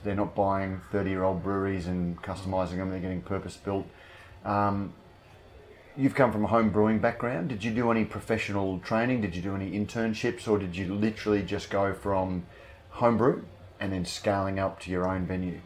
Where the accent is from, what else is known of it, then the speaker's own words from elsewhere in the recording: Queensland, Australia; as a Queenslander, as somebody who sort of has grown up and watched the emergence of craft beer in southeast Queensland